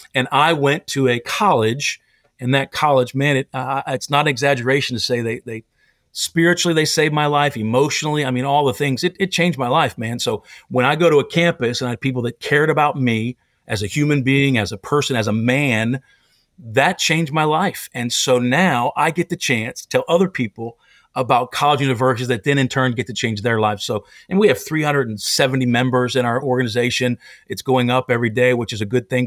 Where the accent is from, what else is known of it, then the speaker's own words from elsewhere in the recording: Pennsylvania, United States; moved away; also born or lived in Tennessee; I grew up in Pennsylvania